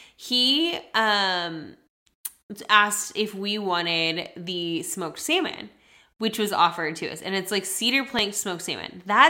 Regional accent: Texas, United States; We're from Texas.

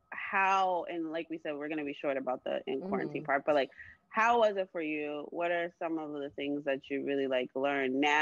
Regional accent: Florida, United States; also born or lived in New York; now in Miami, United States; I'm from Florida

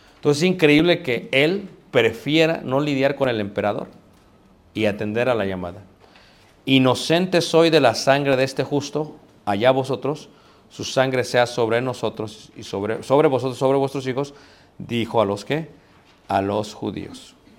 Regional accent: Mexico; soy mexicano

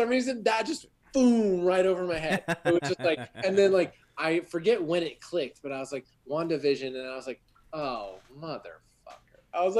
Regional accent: Moreno Valley, California, United States; also born or lived in San Francisco Bay Area, California; I like to say that I'm from the Bay. Technically, I grew up in, like, the Inland Empire in Moreno Valley. So, like, I lived there until seventh grade, and then I was in the Bay Area until 2010.

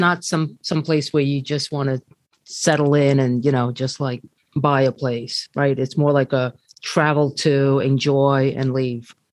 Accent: New York, United States; also born or lived in South America; I was raised here

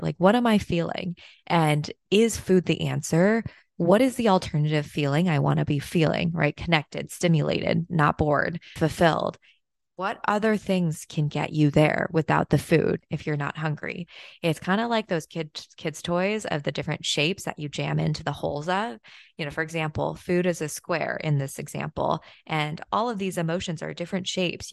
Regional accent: China; moved away; my hometown in China

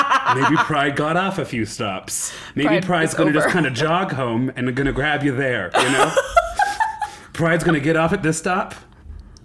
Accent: Nebraska, United States; now in Denver, United States; I grew up in Nebraska

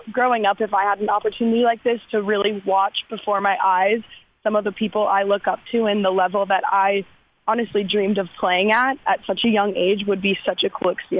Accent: Minnesota, United States; moved away as an adult; also born or lived in Wisconsin; now in Nashville, United States; Yeah, I grew up in Minnesota

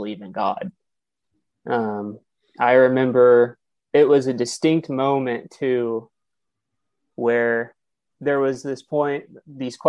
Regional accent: Kansas City, Missouri, United States; So, again, I'm from Kansas City.

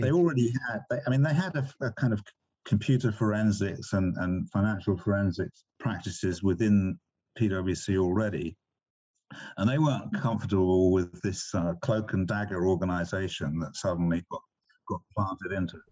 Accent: England, United Kingdom; moved away as an adult; also born or lived in China; I grew up in England

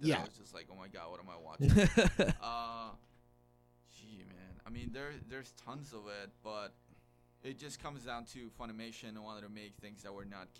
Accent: Guatemala; moved away; I grew up in Guatemala

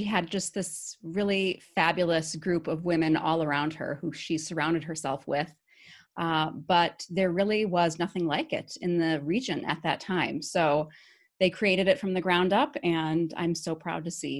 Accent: Appleton, Wisconsin, United States; moved away as an adult; I am originally from Appleton. I grew up right on College Avenue near Lawrence, about three blocks away, and I graduated from Appleton East High School.

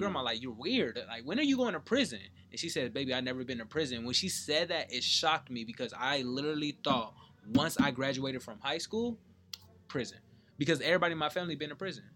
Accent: San Bernardino, California, United States; moved away; Growing up in San Bernardino

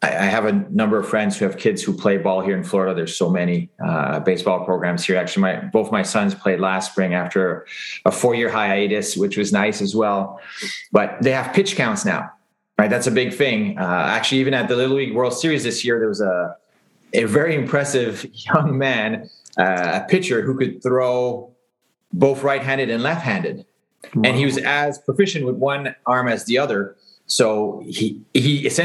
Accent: Longueuil, Quebec, Canada; growing up in Greenfield Park

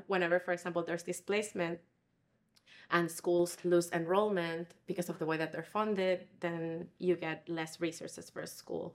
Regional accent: Puerto Rico; moved away as an adult; now in Chicago, United States; I'm originally from Puerto Rico

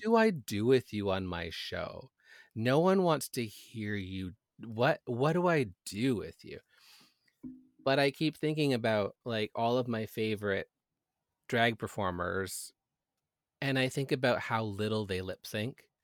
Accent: Canada

